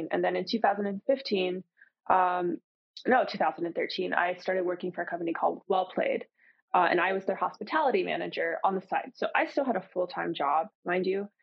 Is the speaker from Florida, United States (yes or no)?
yes; Florida, United States; I'm from Florida